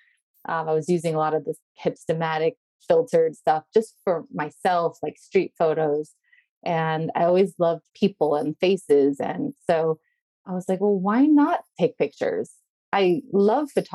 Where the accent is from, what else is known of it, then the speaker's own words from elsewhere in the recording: United States; moved away as an adult; also born or lived in Las Vegas / Belgium / Sweden; now in Stockholm, Sweden; I'm an American and I live in Sweden. But prior to Sweden, I was living in Belgium. So in total, I've been out of the US for 11 years.